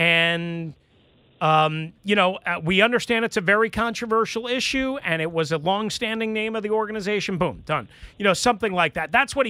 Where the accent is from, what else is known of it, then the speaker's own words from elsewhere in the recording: New York, United States; in 1975, in 1978, in 1980, in 1982, growing up on Long Island, there was nothing but Golden's yellow brown, spicy brown mustard.